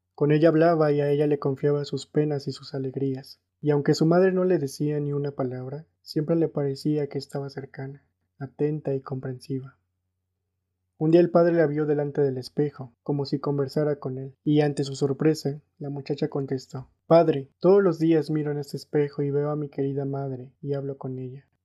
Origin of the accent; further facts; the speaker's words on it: Mexico; soy mexicano